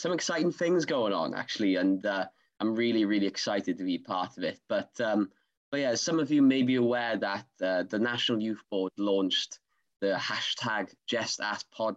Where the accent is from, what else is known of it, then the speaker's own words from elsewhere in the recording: Swansea, Wales, United Kingdom; accent: Swansea; my Swansea accent